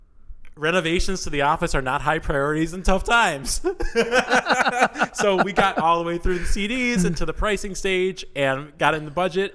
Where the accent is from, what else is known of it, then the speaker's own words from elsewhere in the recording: Chicago, Illinois, United States; also born or lived in Iowa; I'm not from Iowa. Oh, okay. I'm from the south suburbs of Chicago.